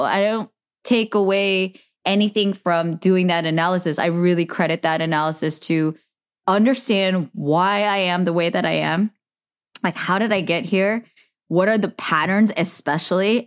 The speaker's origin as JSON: {"language": "English", "area": "Bay Area", "region": "California", "country": "United States", "tie": "born or raised there", "said": "growing up in the Bay Area"}